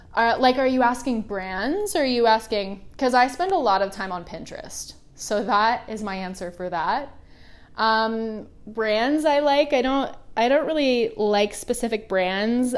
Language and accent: English; Oregon, United States; now in Los Angeles, United States; I grew up in the Pacific Northwest, so it rained a lot